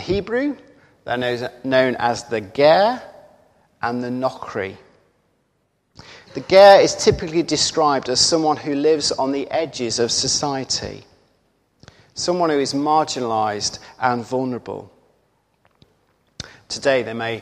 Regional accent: United Kingdom; It's right and good for us to value our identity as Brits

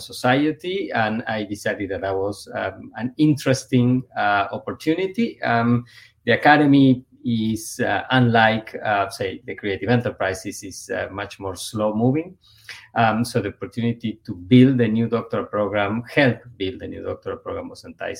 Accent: Buenos Aires, Argentina; moved away as an adult; also born or lived in Ithaca, New York / Cambridge, Massachusetts / Evanston, Illinois; now in United States; born and raised in Buenos Aires, Argentina

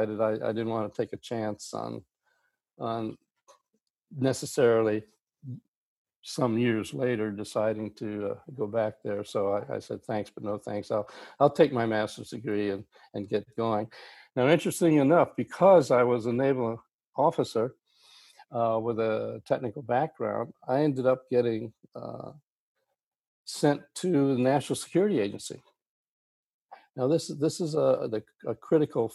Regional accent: Miami, Florida, United States; now in Austin, United States; I started out in Miami, Florida in my high school days

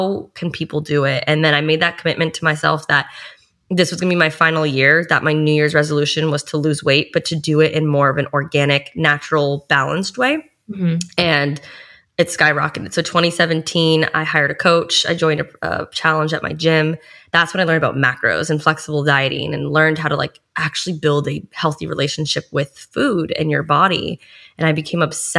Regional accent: Boston, Massachusetts, United States; now in South Florida, United States; I'm from Boston, Massachusetts

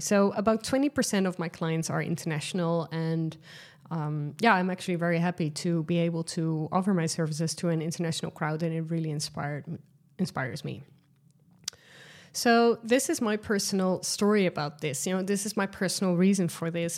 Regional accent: Netherlands; accent: Dutch; first language Dutch; English is a second language; Dutch, which is my mother tongue language

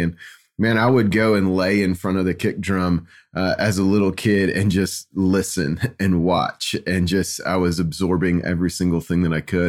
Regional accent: Kansas City, United States; growing up in Kansas City

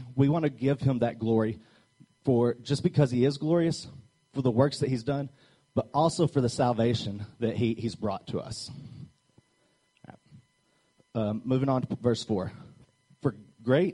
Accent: Arkansas, United States; I'm from Arkansas

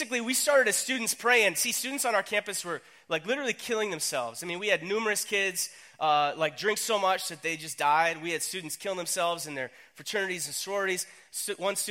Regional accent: North Dakota, United States; accent: long O's; I was up in North Dakota. I grew up there. My family's from North Dakota.

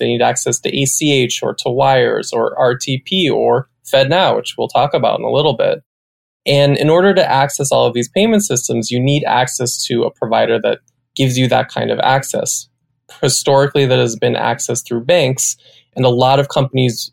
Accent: Salinas, California, United States; moved away as an adult; also born or lived in New York / San Francisco; Born and raised in Salinas

